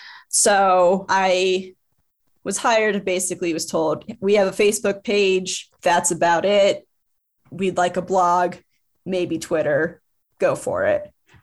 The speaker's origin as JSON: {"language": "English", "region": "Rust Belt", "country": "United States", "tie": "born or raised there", "said": "I grew up in the Rust Belt. Everywhere you go, you just see these empty factories and industrial spaces"}